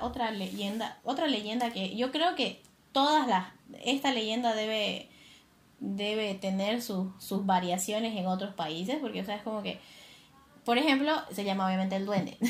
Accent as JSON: {"language": "Spanish", "town": "Santa Cruz de la Sierra", "region": "Santa Cruz", "country": "Bolivia", "said": "yo soy del oriente, soy de Santa Cruz específicamente"}